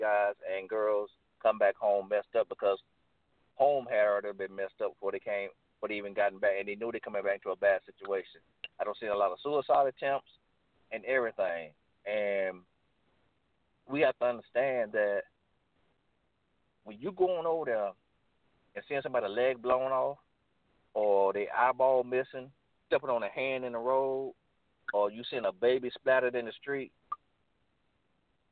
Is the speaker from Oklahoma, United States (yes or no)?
no; Florida, United States; I'm from Florida, so I didn't know nothing about no snow or anything